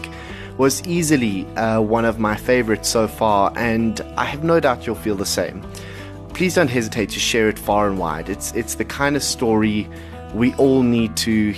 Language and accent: English; South Africa; as a South African